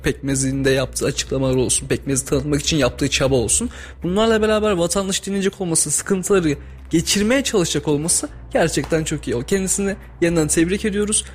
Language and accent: Turkish; Turkey; Biz Türk'üz